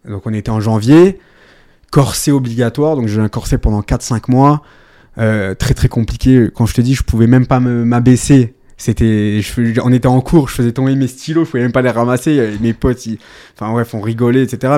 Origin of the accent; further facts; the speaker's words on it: Lorraine, Grand Est, France; also born or lived in Paris / Ardèche; mes parents sont originaires de la région Lorraine